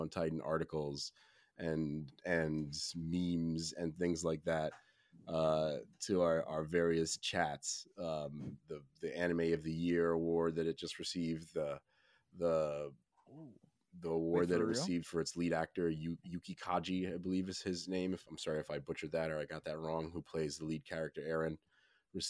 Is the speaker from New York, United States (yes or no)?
yes; New York City, New York, United States; I'm a New Yorker